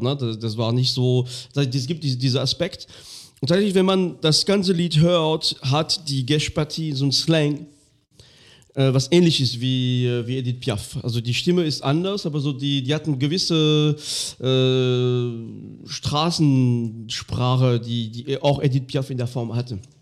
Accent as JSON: {"language": "German", "area": "Lorraine", "region": "Grand Est", "country": "France", "tie": "born or raised there", "second_language": "German", "moved": "yes"}